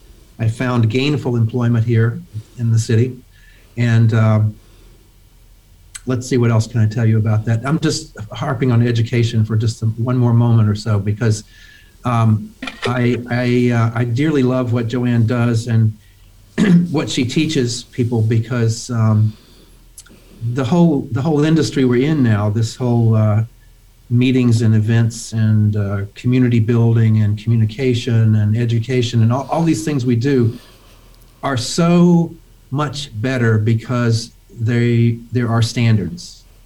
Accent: Memphis, Tennessee, United States; also born or lived in Syracuse; I grew up in Memphis, Tennessee. I went to undergraduate school there, and then I went to graduate school in Syracuse.

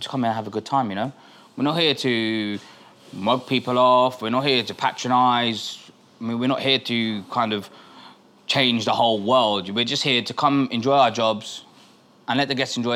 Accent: Birmingham, West Midlands, United Kingdom; We're from Birmingham

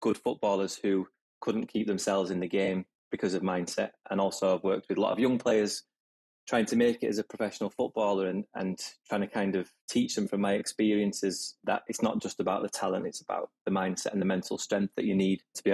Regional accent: Huddersfield, Yorkshire and the Humber, United Kingdom; moved away; academy football for my hometown, Huddersfield

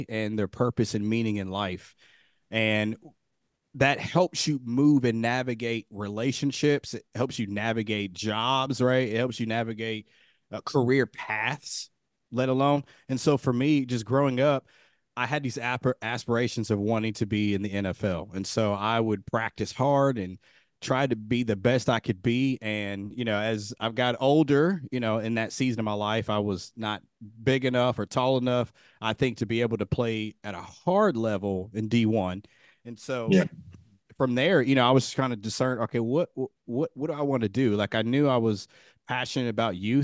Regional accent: Dayton, Ohio, United States; moved away as an adult; also born or lived in Kentucky / Texas; I was born and raised in Dayton, Ohio.

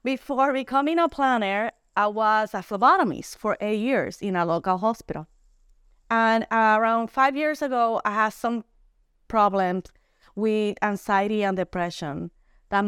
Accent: Puerto Rico; I am from Puerto Rico

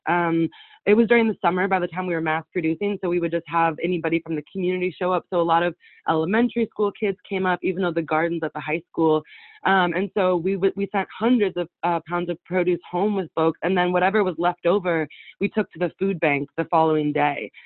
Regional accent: Winlock, Washington, United States; I was born and raised in Winlock, the town that I came back

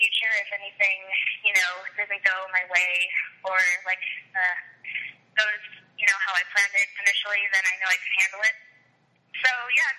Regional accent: Orange County, California, United States; I'm 21. I'm from Orange County, California

